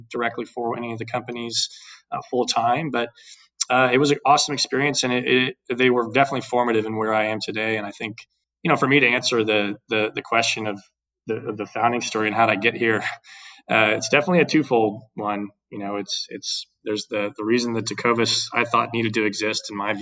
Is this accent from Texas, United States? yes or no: yes; Dallas, Texas, United States; also born or lived in Houston, Texas / Boston / New York / Austin, Texas; I'm a born and raised Texan